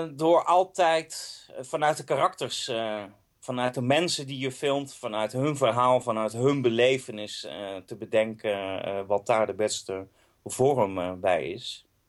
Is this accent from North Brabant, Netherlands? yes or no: yes; Eindhoven, North Brabant, Netherlands; born or raised there; now in Amsterdam, Netherlands